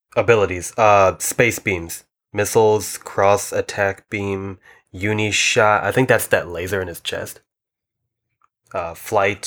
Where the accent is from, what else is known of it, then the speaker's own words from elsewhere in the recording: United States; we are dumb American Godzilla fans